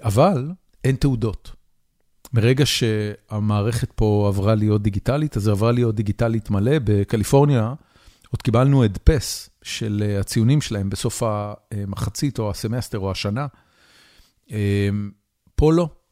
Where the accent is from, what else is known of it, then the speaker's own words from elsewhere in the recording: Israel; also born or lived in California; now in United States; אני עברתי לפה מקליפורניה, אבל במקור אני מישראל